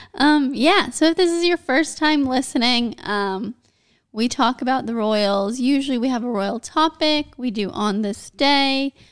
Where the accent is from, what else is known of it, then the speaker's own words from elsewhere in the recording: United States; I'm American